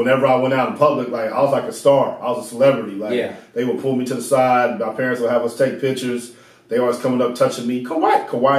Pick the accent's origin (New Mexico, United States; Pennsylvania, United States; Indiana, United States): Indiana, United States; Indianapolis; also born or lived in Texas / Japan / Northern California / Ohio; Then we moved to Northern California, then Ohio, and I grew up in Indiana. So middle school, high school, college in Indiana.